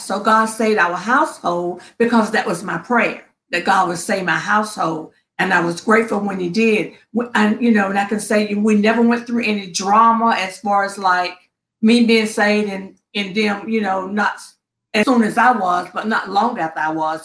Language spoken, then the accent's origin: English; Princeton, North Carolina, United States; now in Upper Marlboro, United States; I am originally from Princeton, very small town in North Carolina